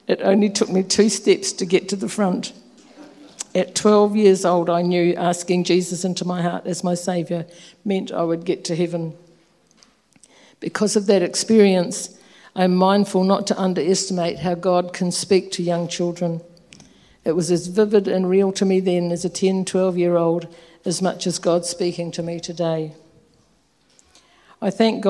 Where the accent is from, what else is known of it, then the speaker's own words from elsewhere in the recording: Nelson, New Zealand; also born or lived in Whanganui; I was born in Whanganui, the birthplace of my father, and my mother's roots are in Nelson. Our family moved there when I was 4 years old, and I spent my childhood and teenage years there.